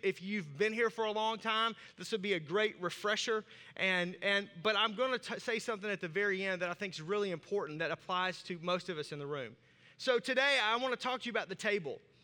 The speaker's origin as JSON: {"language": "English", "region": "Arkansas", "country": "United States", "accent": "southern", "said": "I have a southern accent and I'm from Arkansas"}